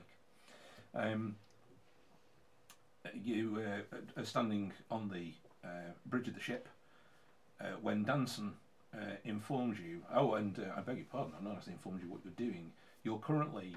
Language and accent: English; England, United Kingdom; we are English